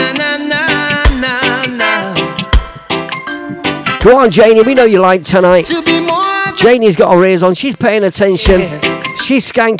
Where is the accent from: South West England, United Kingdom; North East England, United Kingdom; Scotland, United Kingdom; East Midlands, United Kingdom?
East Midlands, United Kingdom; Leicester; moved away as an adult; now in Melton Mowbray, United Kingdom; It's my hometown